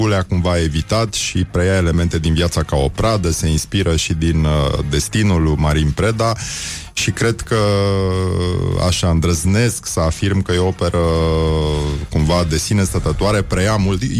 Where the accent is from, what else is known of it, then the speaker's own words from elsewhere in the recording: Brăila, Brăila County, Romania; sigur și eu sunt din Brăila.